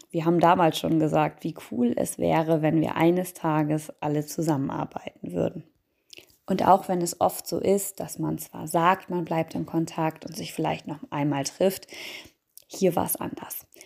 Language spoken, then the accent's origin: German; Baden-Württemberg, Germany; now in Bremen, Germany; Aufgewachsen im Schwarzwald hatte ich eigentlich schon relativ früh den Wunsch, irgendwann einmal an der See zu wohnen. Naja, bis zur See direkt habe ich es nicht ganz geschafft. Ich bin kurz vorher in Bremen hängen geblieben